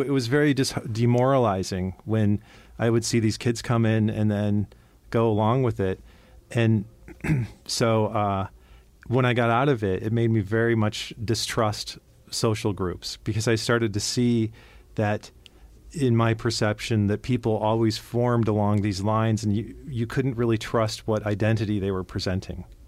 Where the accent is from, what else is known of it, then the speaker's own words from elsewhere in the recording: Cleveland, Ohio, United States; I grew up in Cleveland, Ohio